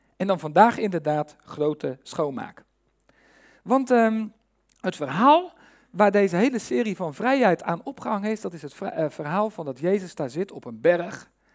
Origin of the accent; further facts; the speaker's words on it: Netherlands; wij als Nederlanders